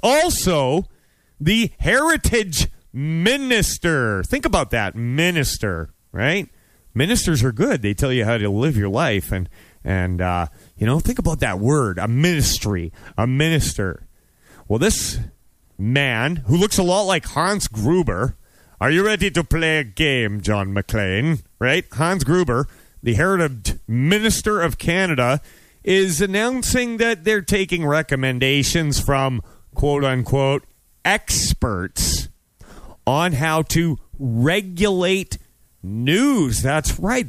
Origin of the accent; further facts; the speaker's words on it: United States; I'm an American